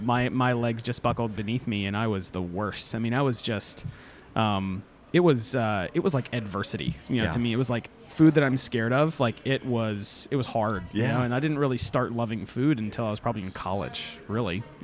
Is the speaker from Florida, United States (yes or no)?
yes; Florida, United States; now in Atlanta, United States; I'm not an Atlanta native, you know. I mean, I grew up in Florida